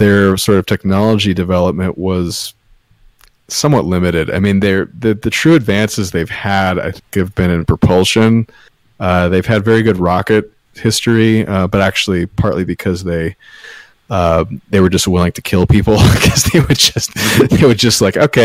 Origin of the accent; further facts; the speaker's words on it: United States; as an American